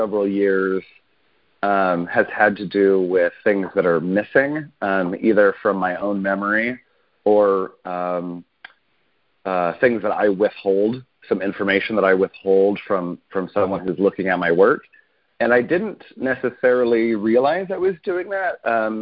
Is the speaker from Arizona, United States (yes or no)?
yes; Arizona, United States; I grew up in Arizona and in a bit of a conservative environment